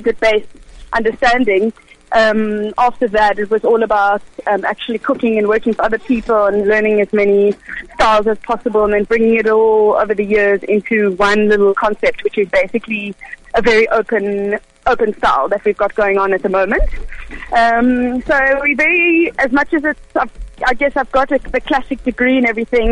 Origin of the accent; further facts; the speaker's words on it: Cape Town, Western Cape, South Africa; also born or lived in Israel; I was born in Cape Town. My parents are Israeli, and they've been living here for the past 37 years